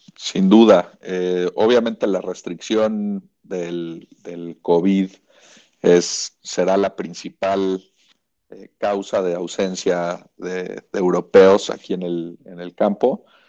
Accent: Mexico; era de México

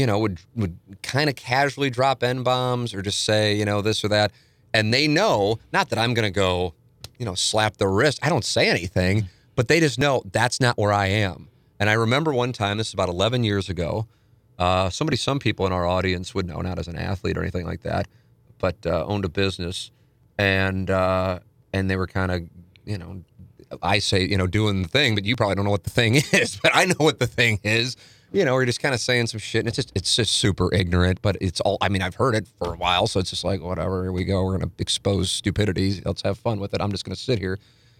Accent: St. Louis, Missouri, United States; you know, I grew up on Vienna, family, then moved to Tam Avenue, family still lives there. And in St. Louis Hills, 63109.

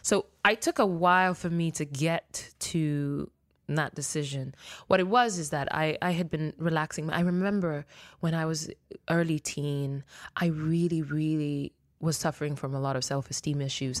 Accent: Nairobi, Kenya; first language Luo; English is a second language; moved away; also born or lived in Mexico City, Mexico; I was born in Mexico, Mexico City, and I was raised in Nairobi, Kenya

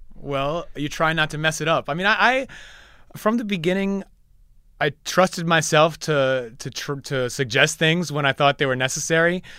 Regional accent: New York, United States; I'm from New York

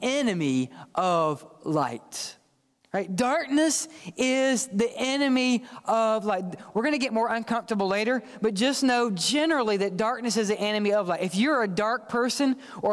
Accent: the South, United States; I'm from the South, raised in the South

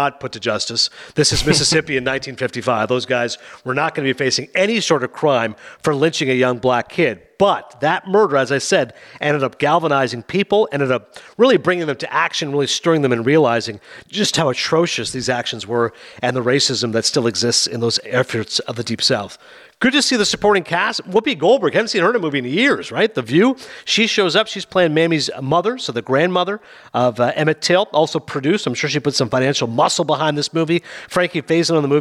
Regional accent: Canada; I'm Canadian

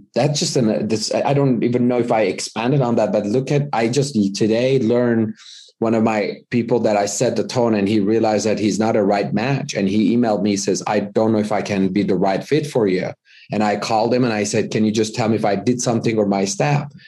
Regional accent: Iran; moved away as an adult; now in United States; I was born in the U S, but I was raised in Iran

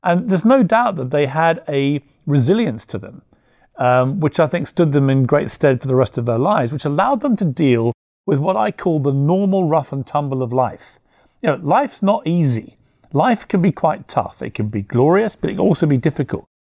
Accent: United Kingdom; I'm, I'm British

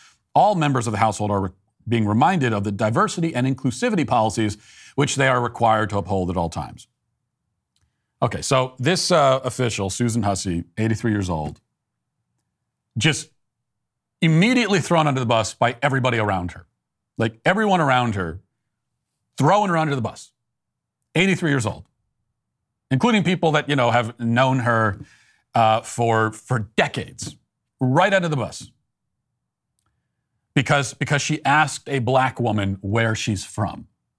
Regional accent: United Kingdom; Where are you from? Here, UK. No, but what nationality are you? I am born here. I am British.

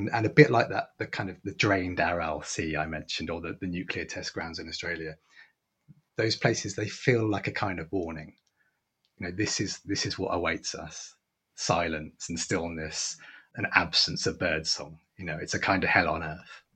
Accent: England, United Kingdom; I'm speaking as a, as an English man

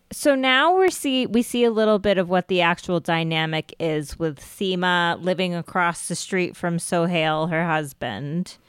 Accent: United States; I am Indian American

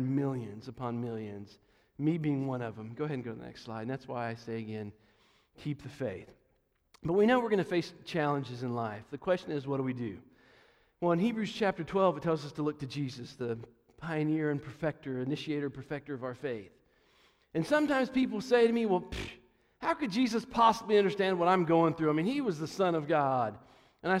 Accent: Johnson City, Tennessee, United States; I come from Johnson City, Tennessee, not too far, about 4 hours or so from here.

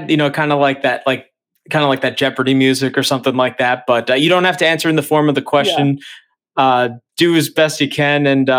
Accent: Long Island, New York, United States; I grew up in Long Island.

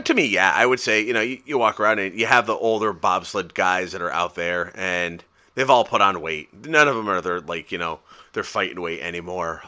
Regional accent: United States; I'm American

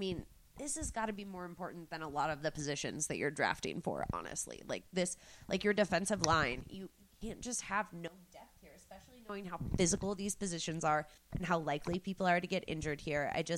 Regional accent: Texas, United States; And maybe this is because I am from Texas and the Texans have always put so much into their offensive line

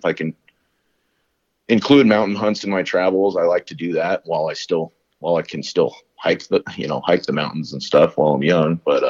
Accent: Colorado, United States; born or raised there

